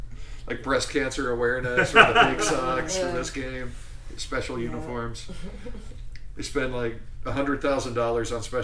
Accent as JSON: {"language": "English", "town": "Kansas City", "region": "Missouri", "country": "United States", "said": "I'm from Kansas City"}